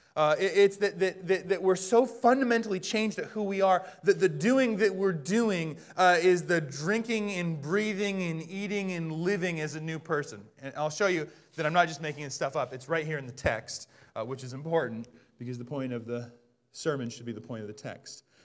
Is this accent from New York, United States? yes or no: no; Bellingham, Washington, United States; moved away; I'm from Bellingham